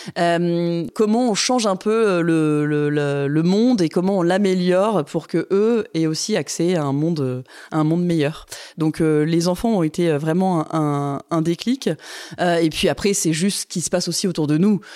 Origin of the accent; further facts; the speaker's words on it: Grenoble, Auvergne-Rhône-Alpes, France; J'ai grandi à Grenoble